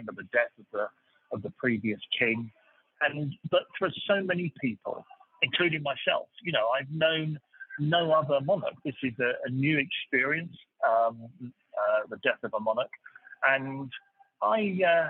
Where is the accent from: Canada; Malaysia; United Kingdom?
United Kingdom; moved away; being British